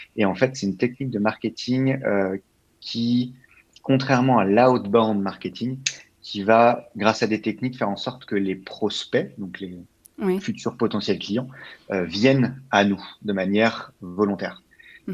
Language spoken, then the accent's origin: French; Labbeville, Île-de-France, France; moved away as an adult; also born or lived in Paris, France; now in Montreal, Canada; alors, je viens d'un petit village qui s'appelle Labeville. donc, en fait, il y a 600 vaches et autant d'habitants